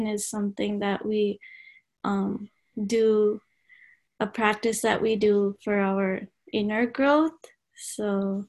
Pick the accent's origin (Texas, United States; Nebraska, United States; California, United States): Texas, United States; Dallas; I'm originally from Dallas, Texas